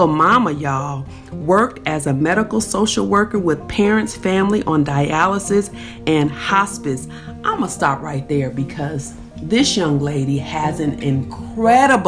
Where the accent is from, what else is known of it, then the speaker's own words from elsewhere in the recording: Bakersfield, California, United States; Bakersfield, which is also my hometown